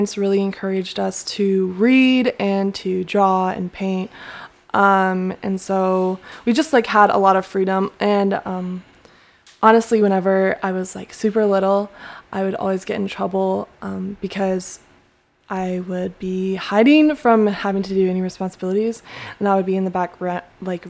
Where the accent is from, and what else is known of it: Greensboro, North Carolina, United States; born or raised there; moved away as an adult; also born or lived in Columbia, South Carolina